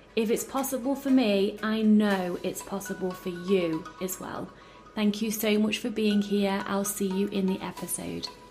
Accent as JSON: {"language": "English", "country": "United Kingdom", "said": "I'm British"}